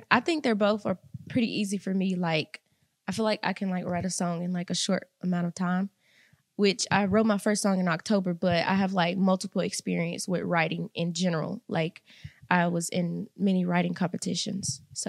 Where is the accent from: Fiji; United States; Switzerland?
United States; Mississippi; Salus, Mississippi.